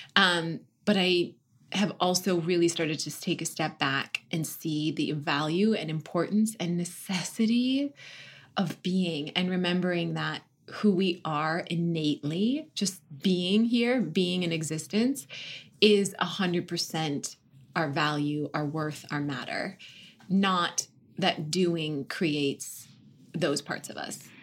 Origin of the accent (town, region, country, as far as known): North Dakota, United States; born or raised there; moved away as an adult; also born or lived in Washington, D.C.; now in Los Angeles, United States